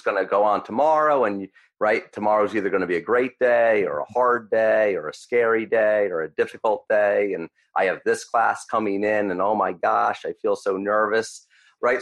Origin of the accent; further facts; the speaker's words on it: United States; I grew up 20 minutes outside of New York City